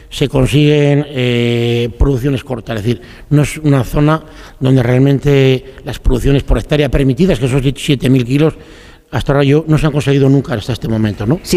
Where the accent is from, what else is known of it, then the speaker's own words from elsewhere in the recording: Galicia, Spain; Yo se me acuerdo cuando era pequeña en mi tierra, volví a Galicia y, y hablábamos siempre de clarete.